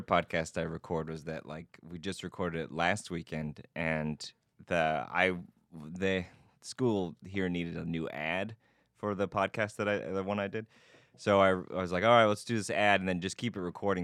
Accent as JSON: {"language": "English", "region": "Nebraska", "country": "United States", "said": "I'm from Nebraska"}